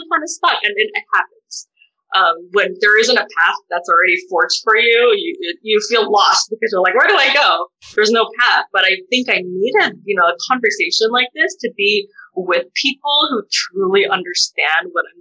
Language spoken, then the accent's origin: English; United States; As a Filipino-American bisexual woman